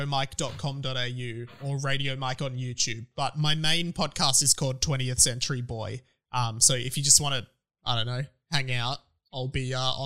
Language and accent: English; Melbourne, Victoria, Australia; I grew up in Melbourne.